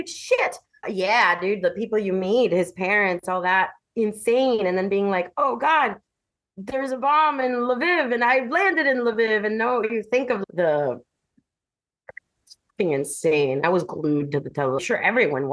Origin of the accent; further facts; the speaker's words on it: Miami, Florida, United States; I'm from Miami